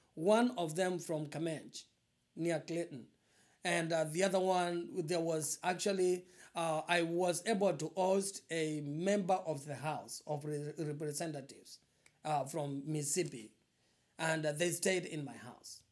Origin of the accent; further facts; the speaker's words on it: eastern Kenya, Kenya; moved away as an adult; now in Quad Cities, United States; I was born in Eastern Kenya, in uh, a very very poor family